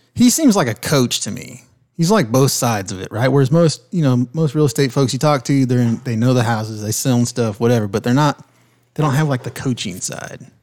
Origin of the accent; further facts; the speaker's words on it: California, United States; now in Oconee County, South Carolina, United States; when I grew up in California